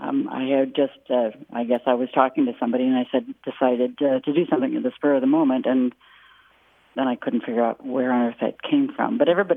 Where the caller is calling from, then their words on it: Novato, California, United States; I'm calling from Novato, California.